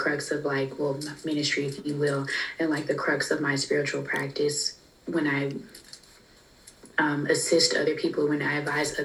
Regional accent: Fort Worth, Texas, United States; moved away as an adult; also born or lived in Orange, California; I'm from Fort Worth, Texas, and I had moved away from home to Orange, California, going to school out there

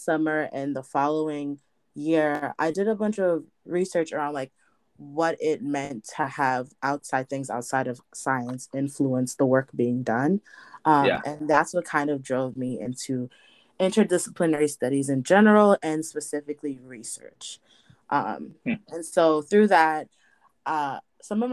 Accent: Hartford, Connecticut, United States; my hometown of like Hartford, Connecticut

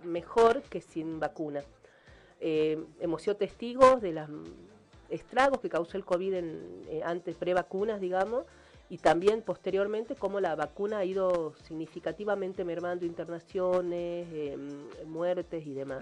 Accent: Argentina; yo soy argentina

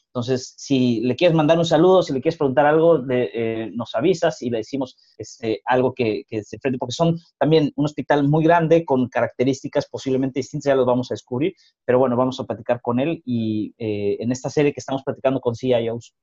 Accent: northern Mexico, Mexico; los que somos mexicanos y de los que hemos vivido en el norte de México

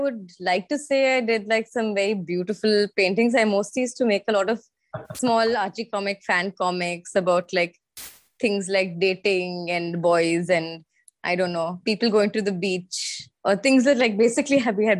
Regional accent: Mysore, Karnataka, India; moved away; also born or lived in Chennai, Tamil Nadu; But we moved to Mysore, and I grew up at my

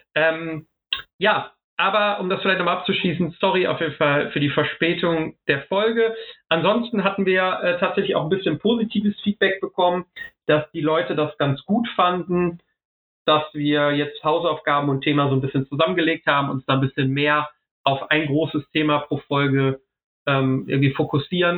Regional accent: Ruhr area, North Rhine-Westphalia, Germany; also born or lived in Essen; ich liebe das Ruhrgebiet wirklich. Ähm, da komme ich her, da gehe ich hin

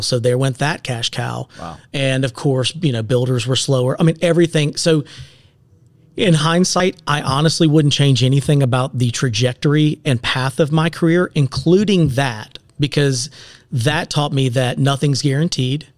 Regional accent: Seneca, South Carolina, United States; also born or lived in Clemson, South Carolina / Greenville, South Carolina; I'm born and raised in Seneca.

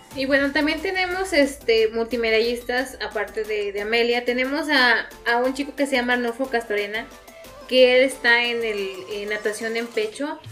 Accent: San Luis Potosí, Mexico; los potosinos

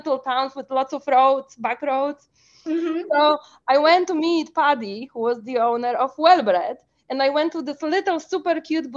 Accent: Poland; moved away as an adult; now in United States; I was not born in US. I was born in Poland

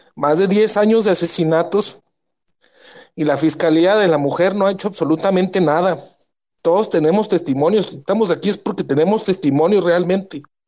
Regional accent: Ciudad Juárez, Chihuahua, Mexico; Yo soy de Ciudad Juárez, Chihuahua, la ciudad más violenta

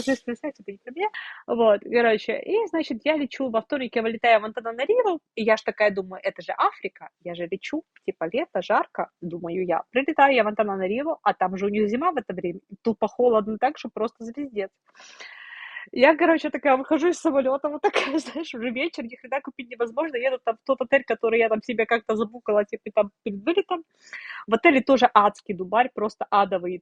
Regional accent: Sevastopol, Ukraine; moved away as an adult; Я росла в Севастополе, я 22 года прожила в Севастополе

